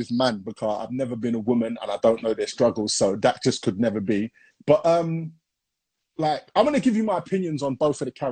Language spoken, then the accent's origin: English; Hackney, London, United Kingdom; born there; Yeah. I was born